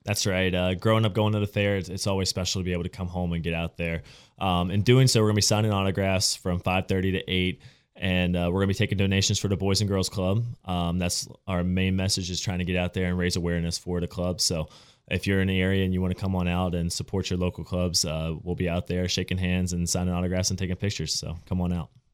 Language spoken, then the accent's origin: English; West Virginia, United States; I'm from the Panhandle, I came from this area